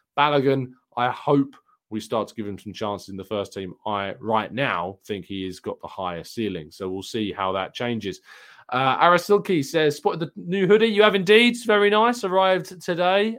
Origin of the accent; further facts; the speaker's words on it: England, United Kingdom; I am English.